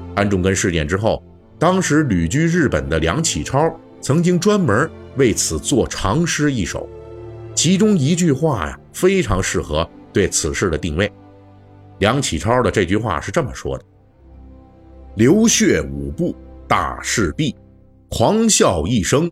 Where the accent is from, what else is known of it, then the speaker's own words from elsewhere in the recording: China; 我们中国人